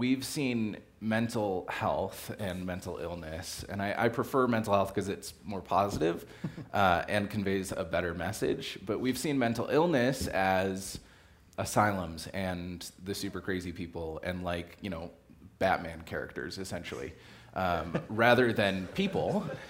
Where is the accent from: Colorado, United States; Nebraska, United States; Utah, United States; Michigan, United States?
Colorado, United States; Colorado Springs; also born or lived in Illinois; I grew up in Illinois for the first 6 years of my life with Brian in town, and it was awesome. And then moved to Colorado Springs in '99